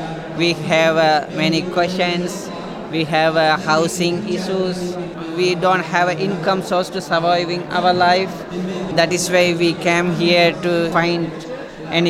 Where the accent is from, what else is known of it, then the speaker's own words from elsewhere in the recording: Sri Lanka; English is a second language; moved away as an adult; now in Oxford, United Kingdom; I am from Sri Lanka.